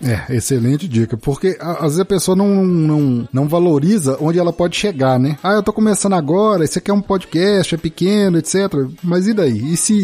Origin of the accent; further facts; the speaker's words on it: Sete Lagoas, Minas Gerais, Brazil; da minha terra natal, eu sou de Sete Lagoas